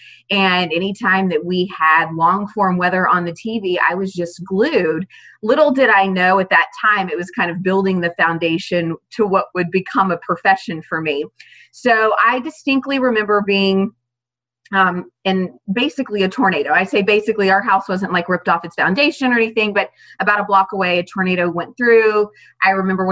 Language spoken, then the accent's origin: English; Fort Worth, Texas, United States; now in Birmingham, United States; Growing up in Fort Worth, Texas